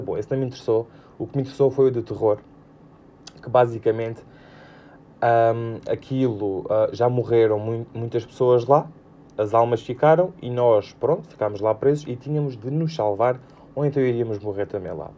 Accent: Alentejo, Portugal; eu sou do Alentejo

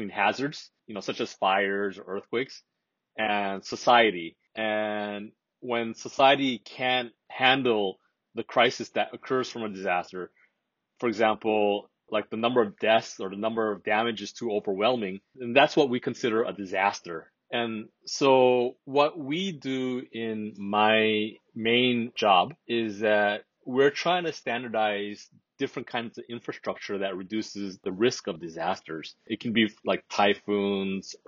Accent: Hawaii, United States; moved away as an adult; now in Japan; I'm originally from Hawaii, so I'm American, but I've been living in Japan for some time now.

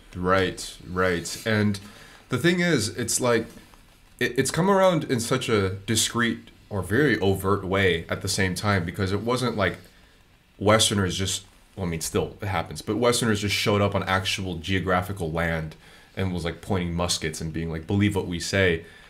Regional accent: United States; moved away; growing up in the States

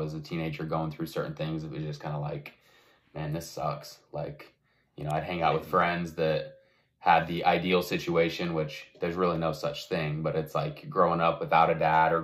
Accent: Rigby, Idaho, United States; now in Utah, United States; I'm from Rigby, Idaho. I've lived most of my life kind of up in this area. I'm in Utah now.

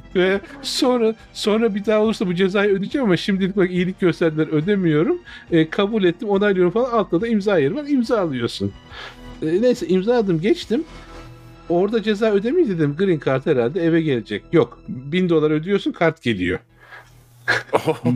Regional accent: Turkey; now in United States; bizim ülkemizin insanının

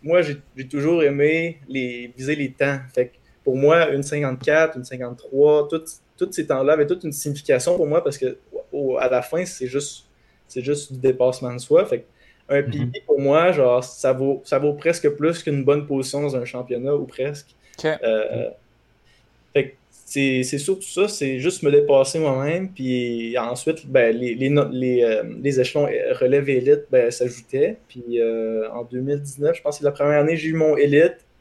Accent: Quebec City, Quebec, Canada; je suis de Québec

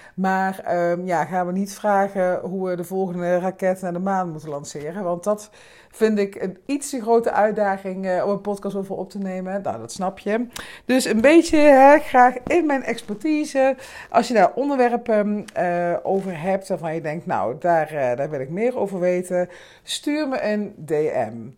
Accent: Limburg, Netherlands; now in Amsterdam, Netherlands; Ik kom natuurlijk uit Limburg

